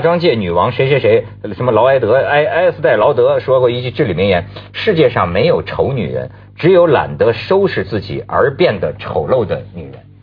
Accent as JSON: {"language": "Chinese", "country": "China", "said": "我们作为大陆人"}